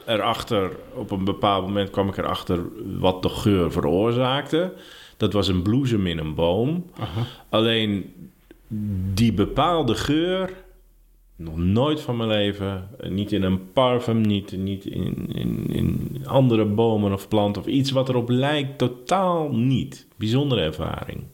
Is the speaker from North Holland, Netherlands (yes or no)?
yes; Ursem, North Holland, Netherlands; also born or lived in Heerhugowaard; Ik fietste vroeger altijd van mijn geboortedorp Ursem naar Heerengewaard. Daar zat ik op de middelbare school